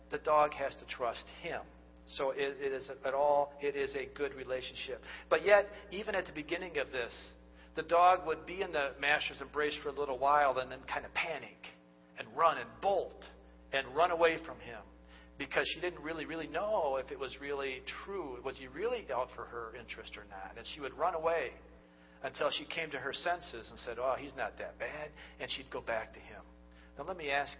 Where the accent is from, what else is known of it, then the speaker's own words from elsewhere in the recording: United States; we are the American culture